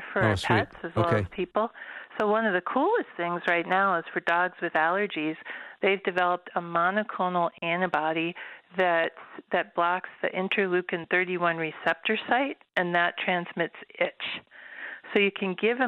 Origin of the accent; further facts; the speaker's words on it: Watertown, Minnesota, United States; I grew up on a farm in Watertown, Minnesota